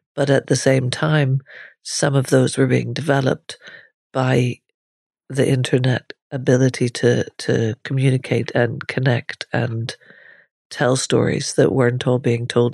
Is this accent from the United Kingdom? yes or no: no; Ireland; growing up in Ireland at the time I was growing up as well